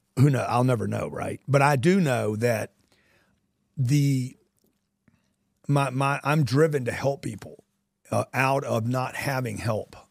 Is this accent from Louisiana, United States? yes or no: yes; Louisiana, United States; I grew up in Louisiana